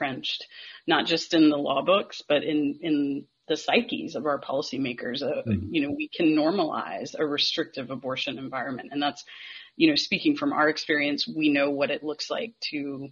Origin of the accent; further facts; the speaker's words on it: North Carolina, United States; I have born and raised in North Carolina